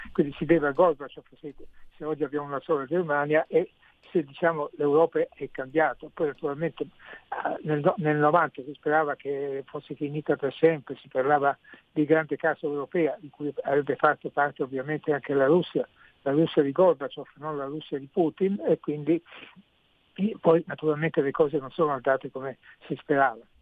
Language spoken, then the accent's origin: Italian; Sicily, Italy; io da siciliano